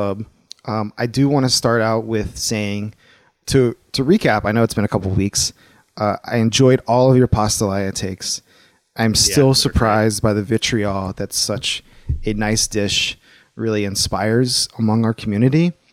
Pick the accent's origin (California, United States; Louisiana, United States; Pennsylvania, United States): Louisiana, United States; Baton Rouge; I'm from Louisiana